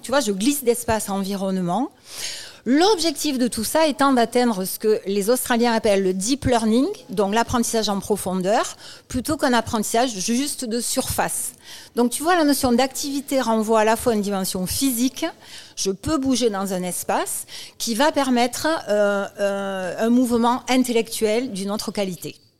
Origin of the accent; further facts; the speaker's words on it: Toulouse, Occitania, France; comme mon accent l'indique, je suis à Toulouse et de Toulouse